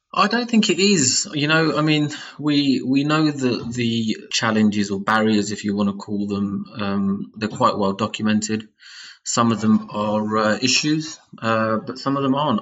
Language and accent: English; United Kingdom; our own backgrounds as British Asians